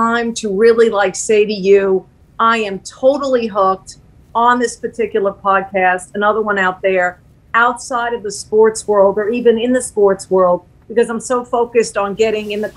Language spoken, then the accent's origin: English; Long Island, New York, United States; I grew up on Long Island. As I told you, I'm a New York girl